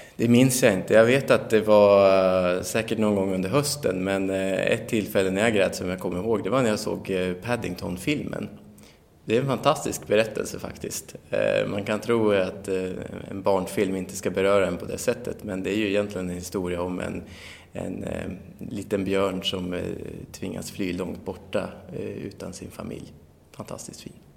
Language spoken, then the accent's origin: Swedish; Västerås, Västmanland, Sweden; also born or lived in Barcelona; jag är ju västeråsare